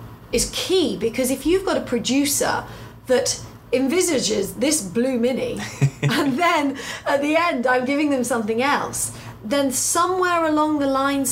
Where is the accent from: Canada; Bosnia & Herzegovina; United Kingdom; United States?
United Kingdom; Because being a Brit and being an American, we have a different language anyway.